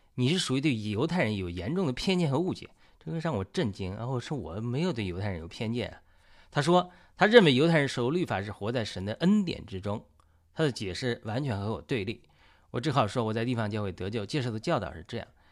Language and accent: Chinese; China; 因为我是中国人，中国有很多拜佛的人，包括我母亲，母亲以前都多年拜菩萨